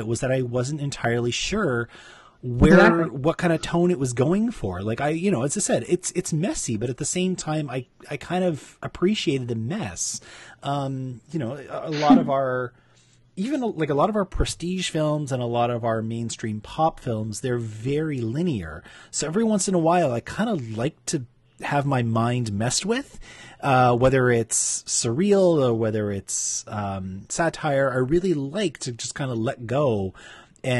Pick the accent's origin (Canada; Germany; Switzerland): Canada; Toronto, Ontario; my hometown